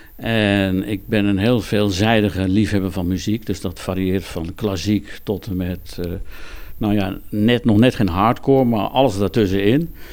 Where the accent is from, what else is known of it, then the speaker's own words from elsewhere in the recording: Wognum, North Holland, Netherlands; moved away as an adult; now in Overloon, Netherlands; ik ben van huis uit kom ik uit West-Friesland. Eh, ik ben geboren in Wochnum in Noord-Holland.